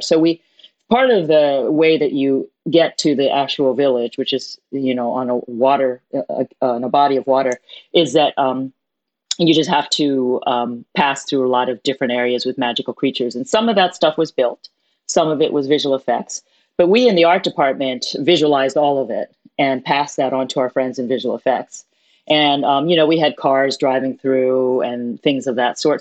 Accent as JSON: {"language": "English", "town": "New York City", "region": "New York", "country": "United States", "tie": "born or raised there", "said": "I was born in New York City, but my parents are from Hong Kong"}